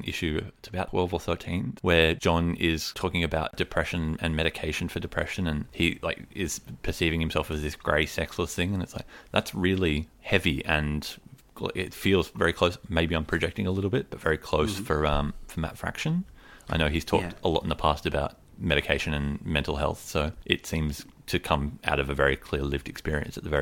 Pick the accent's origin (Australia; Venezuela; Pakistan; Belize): Australia; Sydney, New South Wales; I grew up, for the most part, you know, my early childhood years were in the wonderfully named Western Sydney suburb of Rooty Hill.